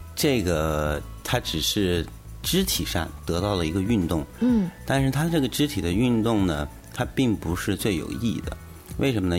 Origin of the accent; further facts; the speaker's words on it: China; 我们中国人学了几十年